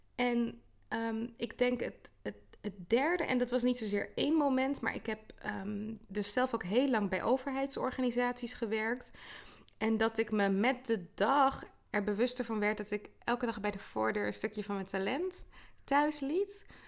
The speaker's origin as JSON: {"language": "Dutch", "town": "The Hague", "region": "South Holland", "country": "Netherlands", "tie": "born or raised there", "also_born_or_lived": "Twente", "said": "ik ben in Den Haag geboren, uh, vlakbij zee. En ehm, ja, daarna wel in de regio opgegroeid"}